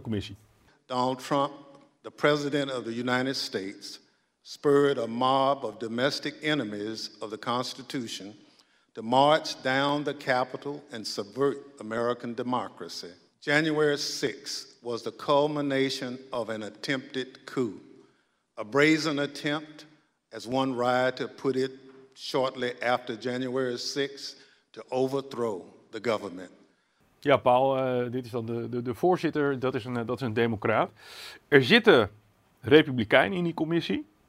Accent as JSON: {"language": "Dutch", "country": "Netherlands", "said": "als Nederlanders"}